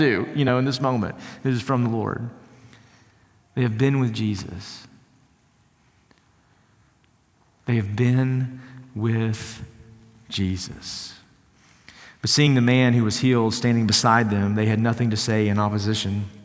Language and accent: English; East Texas, United States; Growing up in East Texas